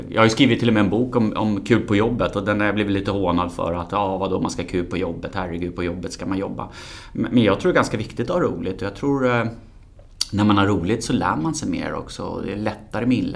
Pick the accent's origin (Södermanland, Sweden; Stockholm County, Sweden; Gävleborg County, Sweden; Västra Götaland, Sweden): Stockholm County, Sweden; Stockholm; född och uppvuxen i Stockholm.